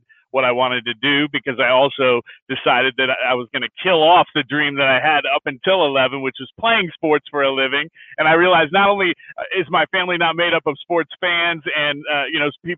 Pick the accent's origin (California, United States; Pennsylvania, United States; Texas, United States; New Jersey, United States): California, United States; just south of San Francisco, Northern; moved away as an adult; also born or lived in Syracuse, New York / Detroit, Michigan; now in Phoenix, United States; I'm from up in Northern California, just south of San Francisco, in the suburbs there. That's where I was born and raised, all the way through elementary, middle school, high school.